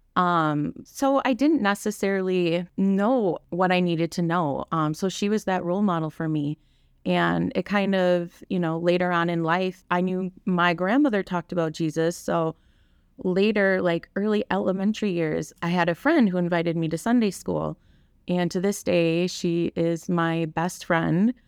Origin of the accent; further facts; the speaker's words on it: Kaukauna, Wisconsin, United States; now in Grafton, United States; I grew up in Kakana